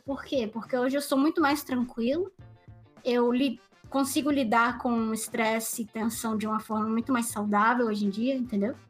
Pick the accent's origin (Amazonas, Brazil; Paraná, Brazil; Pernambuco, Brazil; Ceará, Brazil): Pernambuco, Brazil; Recife; moved away; Eu sou de Recife, Pernambuco